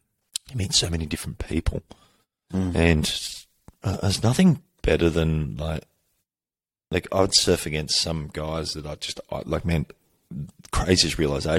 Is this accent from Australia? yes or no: yes; Victoria, Australia; growing up in Australia and Victoria, it's very AFL